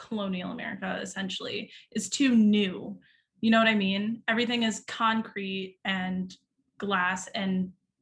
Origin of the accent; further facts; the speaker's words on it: United States; I'm not from Italy, but it's true, being an American